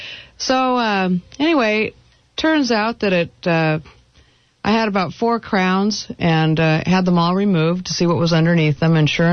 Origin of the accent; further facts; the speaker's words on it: Washington, United States; I grew up in Washington State.